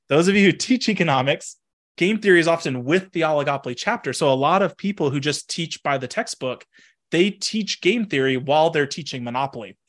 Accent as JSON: {"language": "English", "region": "Texas", "country": "United States", "tie": "born or raised there", "also_born_or_lived": "Washington", "moved": "as an adult", "lives_now": "Pennsylvania, United States", "said": "I grew up in Texas, went to Washington for grad school"}